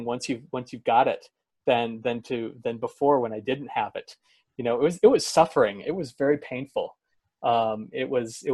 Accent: Oregon coast, United States; also born or lived in Portland, Oregon; I moved from the Oregon coast to Portland, not very far

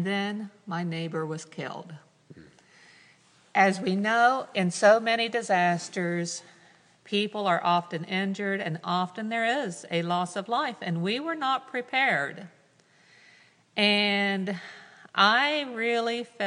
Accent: Ohio, United States; I grew up in the United Methodist Church in a very, very small rural community called Mountie from Ohio. I live yet to this day on my family farm that goes back to 1805

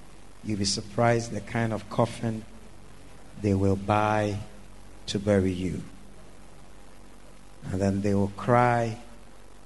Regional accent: Ghana; moved away as an adult; also born or lived in Europe; I was born here in Ghana

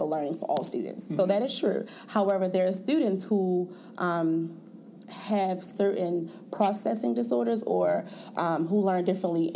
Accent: Baltimore, Maryland, United States; I am from Baltimore, Maryland, and I am a teacher for a middle school in Baltimore City

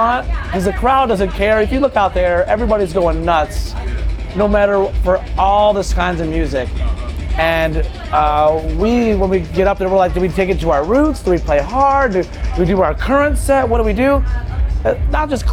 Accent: Detroit, Michigan, United States; we're DJs from Detroit.

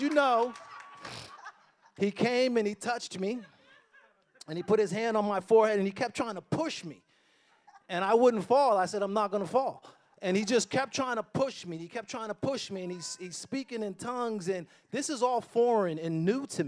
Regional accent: Boston, Massachusetts, United States; I grew up in Boston, you know, kind of a rough neighborhood

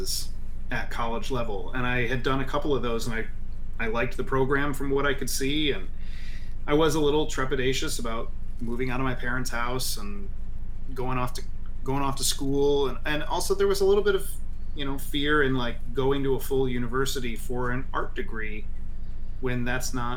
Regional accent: Flint, Michigan, United States; I grew up in Flint, Michigan

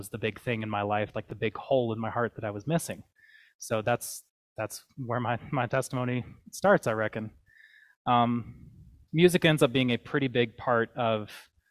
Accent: the South, United States; moved away; I grew up in the South

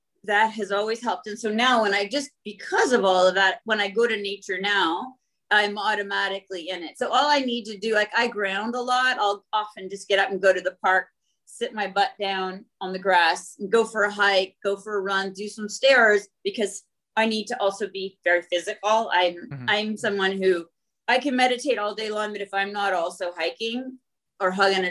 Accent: Northern Canada, Canada; I grew up in Northern Canada and was outside alone a lot and developed a real connection.

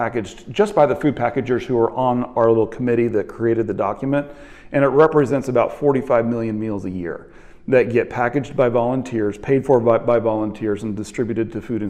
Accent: Kansas City, Missouri, United States; I'm from Kansas City, and our food bank in Kansas City is Harvester

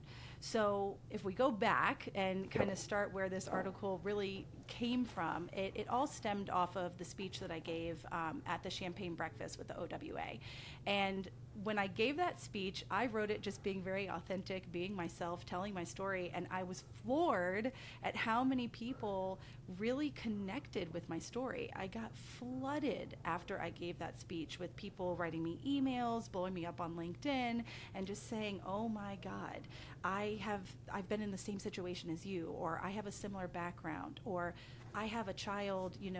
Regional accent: Blue Ridge Mountains of Virginia, United States; moved away as an adult; also born or lived in Asheville, North Carolina; I currently live in the Blue Ridge Mountains of Virginia. This is where I was born and raised

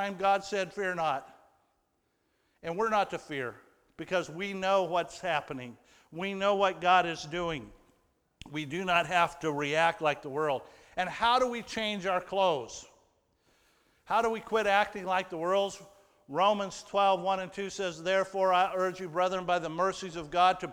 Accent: United States; I was from America

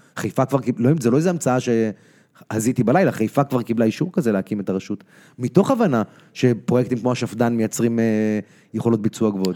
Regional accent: Tel Aviv, Tel Aviv District, Israel; also born or lived in United States; אני גדלתי פה במרכז צפון ישן

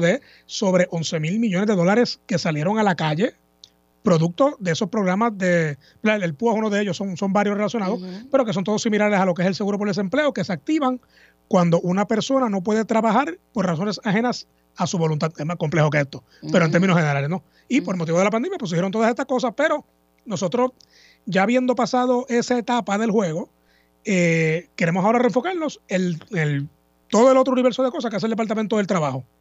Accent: Puerto Rico; Escuela Superior y para atrás también todo en Puerto Rico

